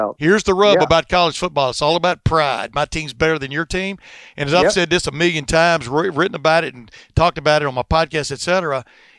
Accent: Alabama, United States; moved away; also born or lived in Texas; I grew up in Alabama, and then we moved to Texas.

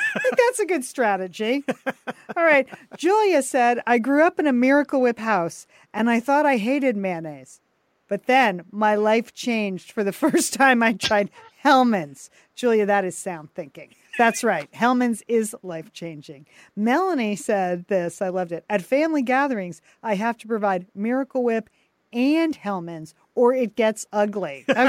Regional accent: Midwest, United States; Well, I'm from the Midwest.

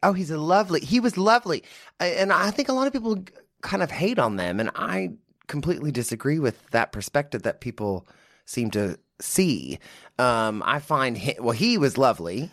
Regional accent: Midland, Texas, United States; also born or lived in Austin, Texas; I'm from Midland, Odessa, Texas

